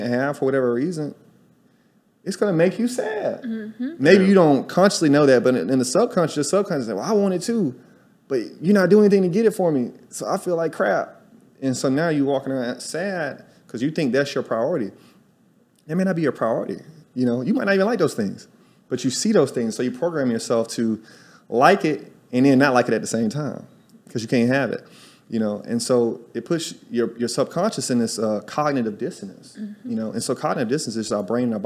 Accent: Tuscaloosa, Alabama, United States; moved away as an adult; also born or lived in New York City; now in Salvador, Brazil; I'm from Alabama, y'all. I'm a college dropout from Tuscaloosa, Alabama

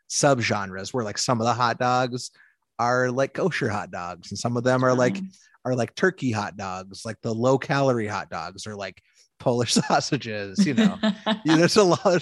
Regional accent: Midwest, United States; And I'm from, I'm from the Midwest

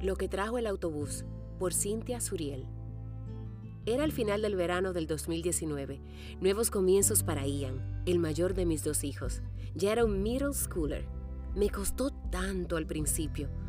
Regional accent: Dominican Republic; now in Seattle, United States; soy dominicana y desde mi pequeño estudio casero en Seattle

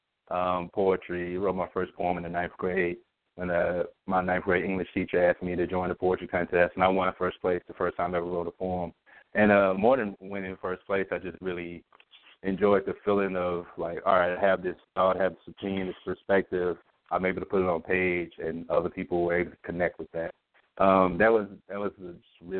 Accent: Pine Bluff, Arkansas, United States; born or raised there; moved away as an adult; also born or lived in Georgia / Washington, D.C.; now in Philadelphia, United States

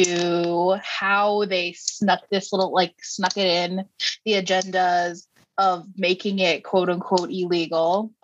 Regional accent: Texas, United States; as a Texan and as somebody who was also in the industry

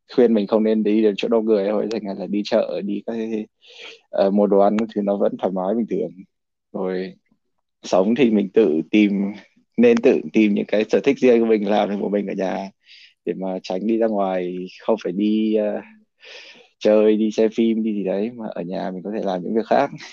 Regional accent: Vietnam; now in United States; mình là người Việt Nam

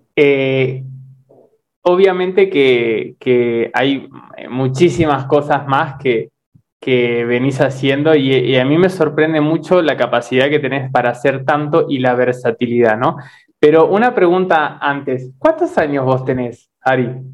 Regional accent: Uruguay; also born or lived in Misiones, Argentina / Buenos Aires, Argentina; now in Brazil; yo soy uruguayo, ¿no? Pero primero viví en misiones

